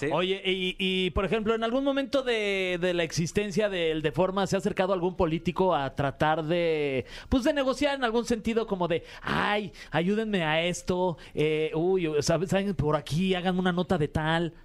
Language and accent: Spanish; Mexico; nacimos en, eh, en México